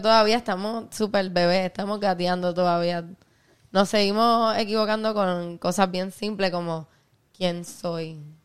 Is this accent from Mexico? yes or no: no; Puerto Rico; born or raised there; also born or lived in Ponce